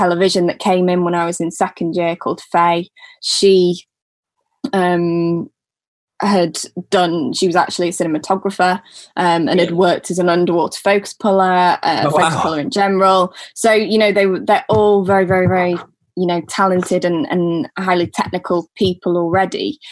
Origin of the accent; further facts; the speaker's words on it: Manchester, North West England, United Kingdom; accent: northern; moved away as an adult; also born or lived in Falmouth; I'm from Manchester.